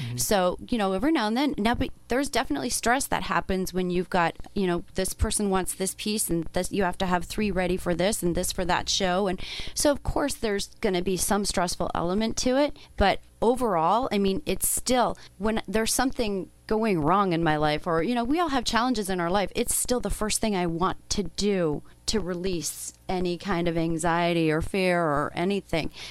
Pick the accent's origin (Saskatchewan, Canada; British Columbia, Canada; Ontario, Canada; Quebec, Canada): Ontario, Canada; Toronto; now in Arizona, United States; I'm from Toronto, and I was missing the water, and I was missing home, and I was missing the view out onto Lake Ontario